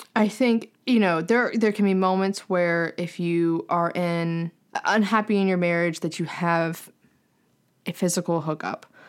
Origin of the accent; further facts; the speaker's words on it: the South, United States; moved away; I'm away from the South